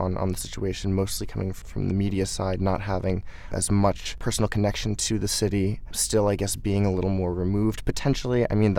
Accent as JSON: {"language": "English", "town": "Baltimore", "region": "Maryland", "country": "United States", "tie": "born or raised there", "moved": "as an adult", "said": "As you said, I am from Baltimore. I've lived there my entire life up until college, so 18 years. And I, you know, go back, you know, a number of times per year."}